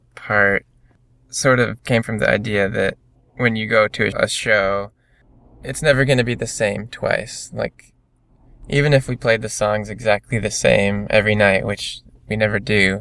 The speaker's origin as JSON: {"language": "English", "region": "Michigan", "country": "United States", "said": "We're all from Michigan"}